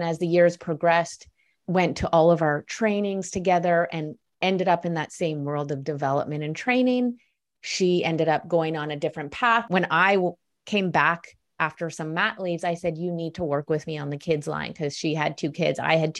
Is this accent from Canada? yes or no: yes; Vancouver, British Columbia, Canada; also born or lived in Ottawa; So over 10 years ago, I moved home to Vancouver from Ottawa.